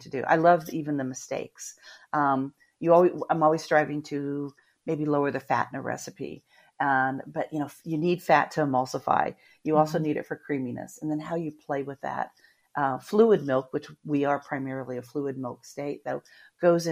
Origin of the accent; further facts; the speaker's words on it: Midwest, United States; now in Florida, United States; I grew up in the Midwest